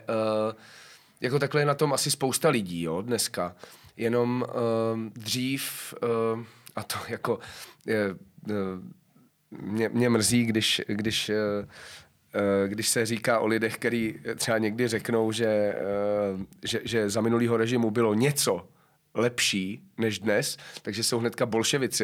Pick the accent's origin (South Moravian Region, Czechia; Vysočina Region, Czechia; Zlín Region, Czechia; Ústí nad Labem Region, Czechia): South Moravian Region, Czechia; a village near Brno; also born or lived in Hradec Králové; now in Prague, Czechia; já jsem původem eh, z vesnice kousek od Brna, takže je to mm. pro mě jako, jako návrat domů